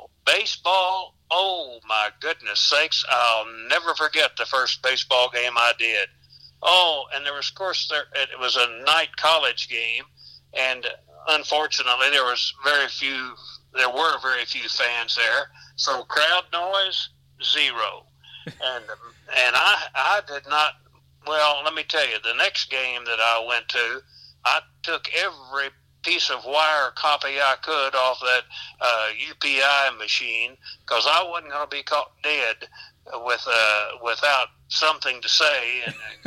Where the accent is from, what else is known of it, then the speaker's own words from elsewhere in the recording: Madisonville, Kentucky, United States; moved away as an adult; now in Owensboro, United States; growing up in Madisonville